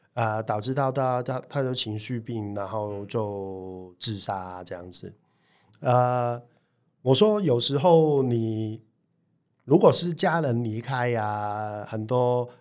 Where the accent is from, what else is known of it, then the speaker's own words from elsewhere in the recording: Hong Kong; now in Taiwan; 我们香港人